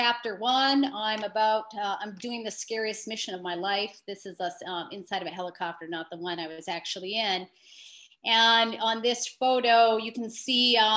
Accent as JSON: {"language": "English", "town": "Marquette", "region": "Michigan", "country": "United States", "tie": "born or raised there", "moved": "yes", "said": "I grew up in Marquette."}